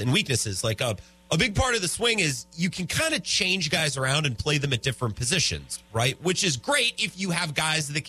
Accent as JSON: {"language": "English", "town": "Menomonie", "region": "Wisconsin", "country": "United States", "also_born_or_lived": "Eau Claire, Wisconsin", "said": "I'm from Eau Claire. I'm from that area. I'm from Menominee."}